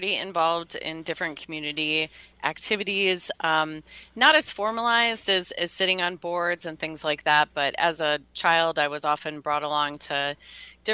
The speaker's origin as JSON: {"language": "English", "town": "Milwaukee", "region": "Wisconsin", "country": "United States", "tie": "born or raised there", "said": "I live in Milwaukee, was born and raised here, and have left Wisconsin a few times, but the Midwest has a way of bringing people back"}